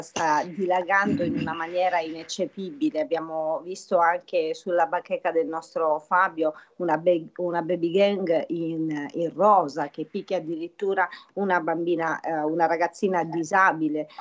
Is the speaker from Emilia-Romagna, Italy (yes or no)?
no; Apulia, Italy; now in Lombardy, Italy; trasmetto dalla bellissima Puglia, la mia terra natale